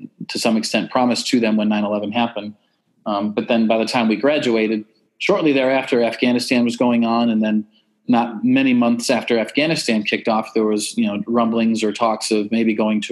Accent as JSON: {"language": "English", "region": "Western New York", "country": "United States", "tie": "born or raised there", "moved": "yes", "lives_now": "Austin, United States", "said": "I grew up in Western New York"}